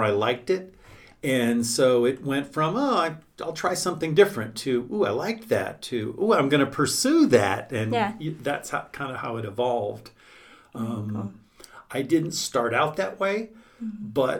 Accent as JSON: {"language": "English", "town": "New Orleans", "region": "Louisiana", "country": "United States", "moved": "yes", "said": "I come from New Orleans originally."}